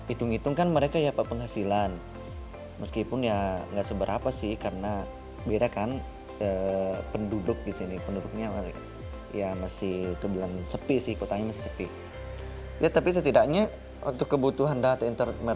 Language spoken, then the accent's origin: Indonesian; South Sulawesi, Indonesia; saya berasal dari Kabupaten Maru, salah satu kota kecil yang tak jauh dari kota Makassar.